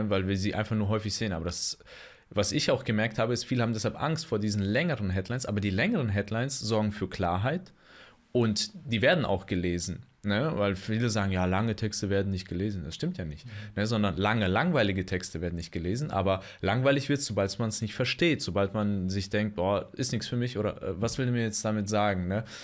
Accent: Bonn, North Rhine-Westphalia, Germany; born there; aber ich bin in Bonn geboren, ah. also der Beethovenstadt.

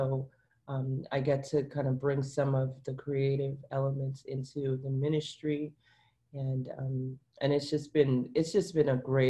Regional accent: Brooklyn, New York, United States; now in Miramar, United States; I'm from Brooklyn, and somehow I ended up down here, and you know, you kind of just go with it.

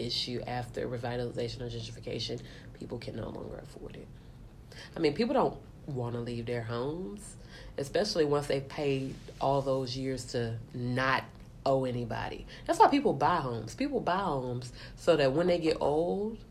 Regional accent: Tallahassee, Florida, United States; I'm from Tallahassee, Florida.

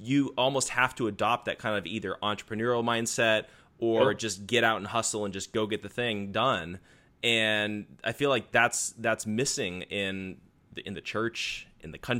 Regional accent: Arizona, United States; moved away as an adult; now in California, United States; I grew up out in Arizona

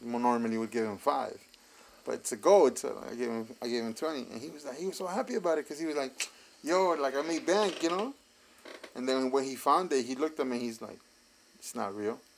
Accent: New York City, New York, United States; I grew up in Bushwick

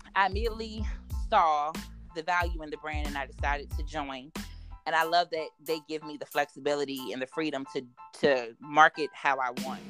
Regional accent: Richmond, Virginia, United States; I am born and raised in the Richmond area

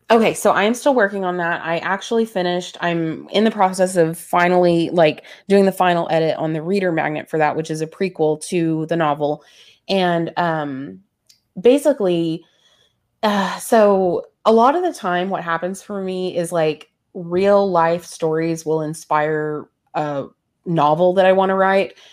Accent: the Bible Belt, United States; growing up in the Bible Belt

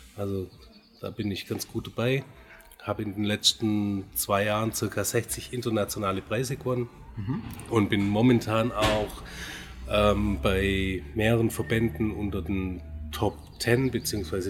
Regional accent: Göppingen, Baden-Württemberg, Germany; ich komme aus Göppingen, bin 42 Jahre alt

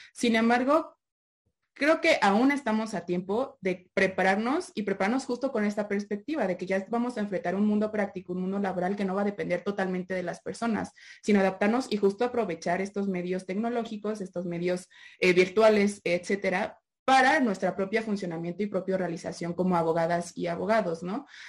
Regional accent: Mexico; como mexicana y como abogada mexicana

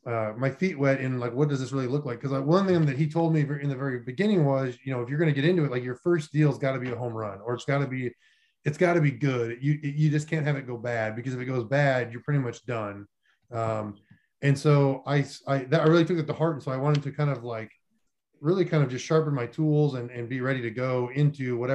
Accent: North Dakota, United States; moved away as an adult; also born or lived in Florida / Columbus, Ohio; I grew up in North Dakota and lived there for most of my life

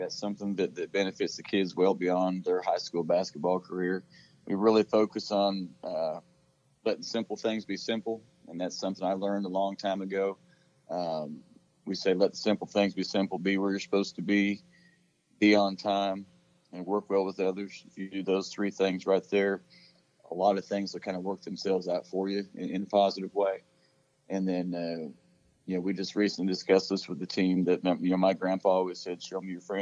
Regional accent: Oregon, United States; now in Texas, United States; I grew up in Oregon

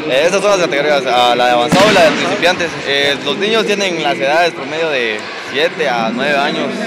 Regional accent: Huehuetenango, Guatemala; soy de acá de Huehuetenango, ex atleta de gimnasia.

